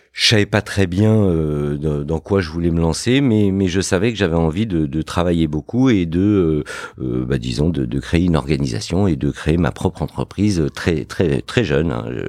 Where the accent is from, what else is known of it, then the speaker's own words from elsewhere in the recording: Fontenay-sous-Bois, Île-de-France, France; also born or lived in Morocco; je suis né au Maroc. Euh, j'ai grandi euh, dans une banlieue dans le 94 qui s'appelle Fontenay-sous-Bois